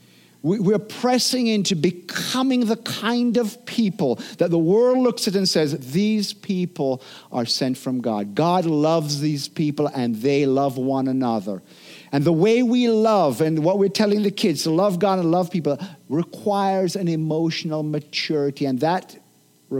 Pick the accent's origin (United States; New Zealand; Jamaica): Jamaica; I'm a Jamaican